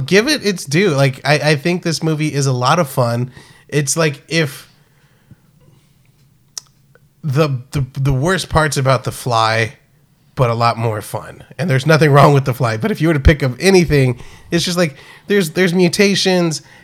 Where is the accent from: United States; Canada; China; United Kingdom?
United States; South Texas; growing up in South Texas